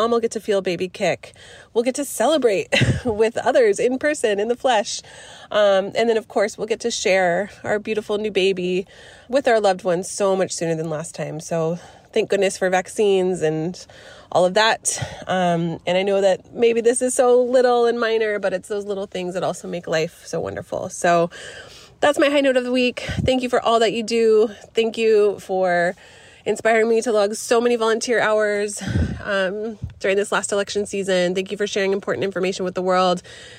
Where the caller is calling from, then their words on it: Portland, Oregon, United States; I'm calling from Portland, Oregon.